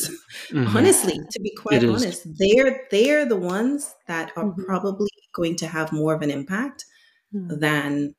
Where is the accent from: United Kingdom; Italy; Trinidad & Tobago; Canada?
Trinidad & Tobago; now in United States; I am from Trinidad, my husband's from Lebanon